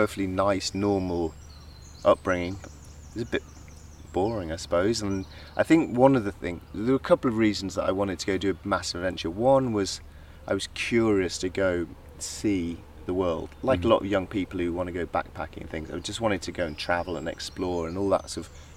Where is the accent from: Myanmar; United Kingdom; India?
United Kingdom; Yorkshire Dales, near Malham, Yorkshire and the Humber; moved away as an adult; now in South of England, United Kingdom; I grew up in the Yorkshire Dales near Malham, which is a very beautiful part of the Yorkshire Dales.